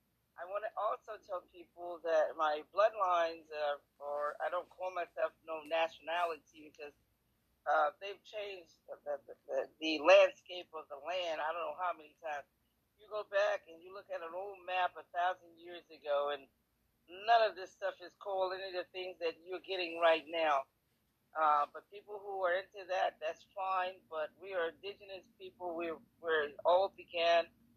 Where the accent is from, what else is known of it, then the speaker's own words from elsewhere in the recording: New York City, New York, United States; For one thing, I'm from New York City, the boogie down, the Bronx, like …, and Manhattan.